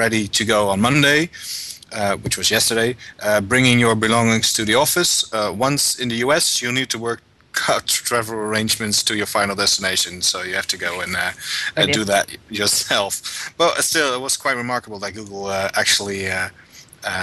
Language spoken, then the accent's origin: English; Netherlands; I am a Dutchman